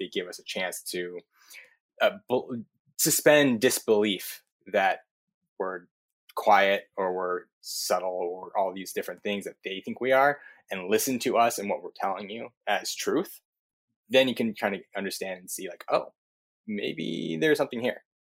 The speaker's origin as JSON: {"language": "English", "region": "Southern California", "country": "United States", "tie": "born or raised there", "also_born_or_lived": "New York", "moved": "as an adult", "said": "where I grew up is in Southern California"}